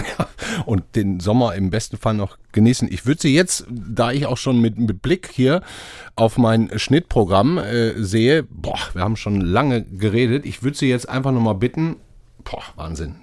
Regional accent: Ruhr area, North Rhine-Westphalia, Germany; moved away; ich komme ja nicht aus Franken wie Sie, sondern aus dem Ruhrgebiet

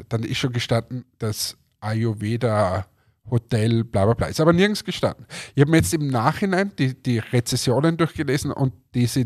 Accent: Germany; auch ich denke mir als Deutscher, du kommst als Deutscher und möchtest, sagen wir, die österreichische Gastfreundschaft erleben

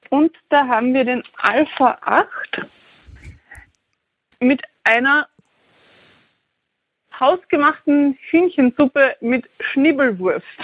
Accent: Styria, Austria; Das hat mich sehr, sehr happy gemacht als Steirerin. Für uns wachsen richtig viele Kürbisse.

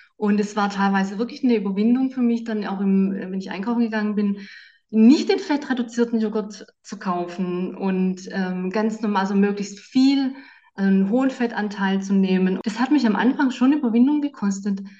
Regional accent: Southern Germany, Germany; now in Bonn, Germany; Ich komme ja aus Süddeutschland

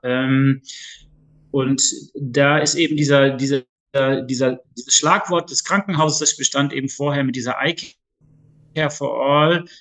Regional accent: Duisburg, North Rhine-Westphalia, Germany; moved away as an adult; now in Lower Rhine, Germany; komme ursprünglich aus Duisburg

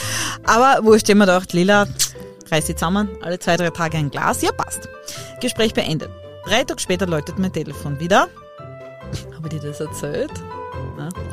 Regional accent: Styria, Austria; ich komme halt aus der Weingegend

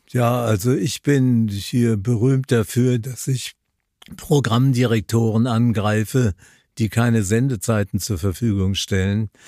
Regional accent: Linz, Upper Austria, Austria; meine Sendung aus Linz an der Donau, wo ich geboren bin. Das wird ein Heimspiel für mich.

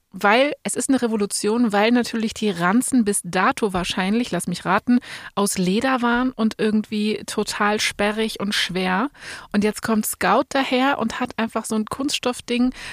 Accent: Berlin, Germany; Bei uns in Berlin

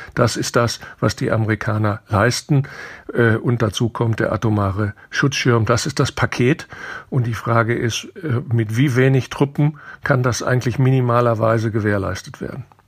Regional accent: Germany; wir als Deutsche

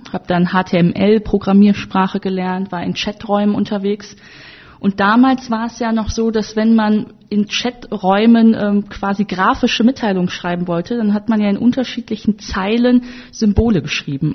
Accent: Wuppertal, North Rhine-Westphalia, Germany; ich komme ja aus Wuppertal

